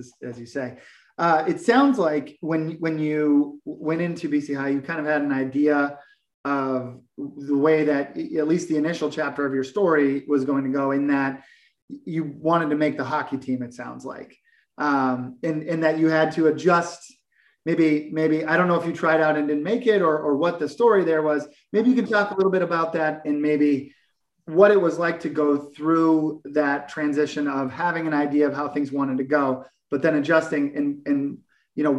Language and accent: English; South Shore, Massachusetts, United States; I'm from the South Shore